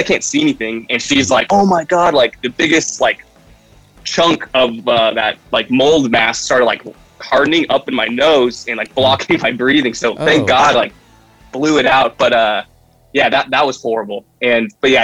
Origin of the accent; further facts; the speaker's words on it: Santa Barbara, California, United States; I'm from Santa Barbara